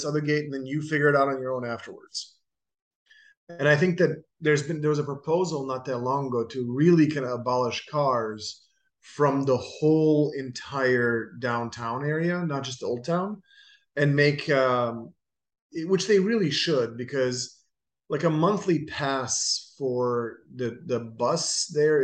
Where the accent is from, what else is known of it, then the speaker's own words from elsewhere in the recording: Dubrovnik, Dubrovnik-Neretva County, Croatia; moved away; They film King's Landing in my hometown